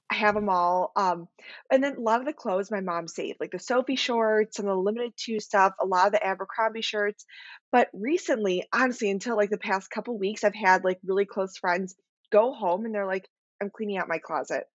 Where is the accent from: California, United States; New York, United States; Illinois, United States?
Illinois, United States; Chicago; I'm from Chicago, Illinois